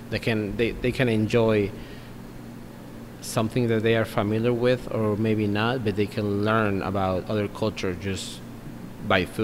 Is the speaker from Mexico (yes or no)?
yes; Mexico; now in Bloomington, United States; we come from Mexico